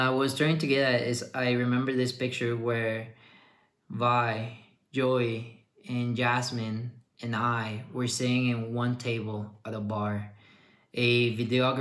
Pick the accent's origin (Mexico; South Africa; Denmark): Mexico; moved away; also born or lived in Ottawa; I came back to Mexico